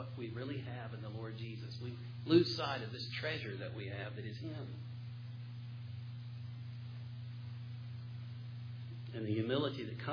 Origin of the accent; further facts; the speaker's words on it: Western North Carolina, United States; I'm from Western North Carolina